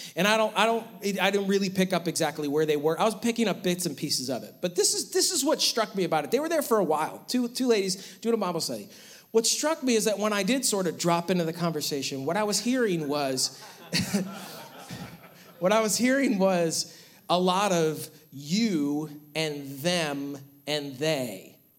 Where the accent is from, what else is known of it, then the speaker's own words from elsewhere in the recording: Western New York, United States; growing up in Western New York